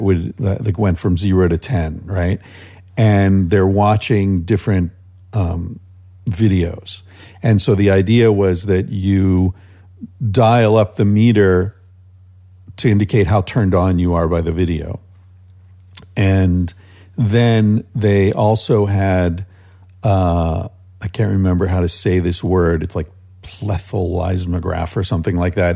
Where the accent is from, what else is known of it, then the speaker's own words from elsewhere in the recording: United States; moved away as an adult; also born or lived in Spain; just being American